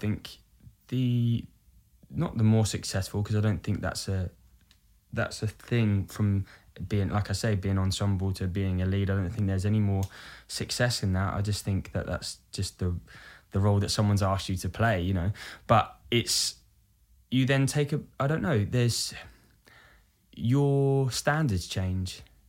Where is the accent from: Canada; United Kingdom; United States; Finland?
United Kingdom; Brighton, South East England; born or raised there